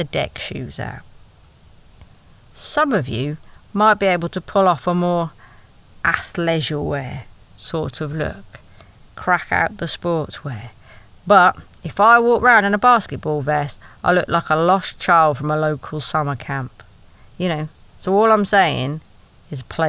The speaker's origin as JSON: {"language": "English", "region": "Wales", "country": "United Kingdom"}